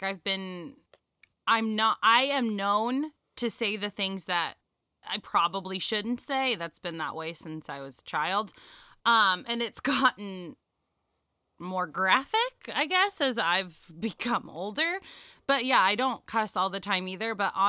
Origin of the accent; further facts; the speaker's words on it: Los Angeles, California, United States; I'm from Los Angeles